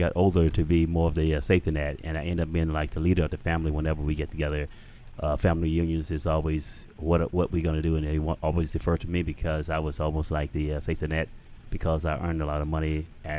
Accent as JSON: {"language": "English", "region": "Alabama", "country": "United States"}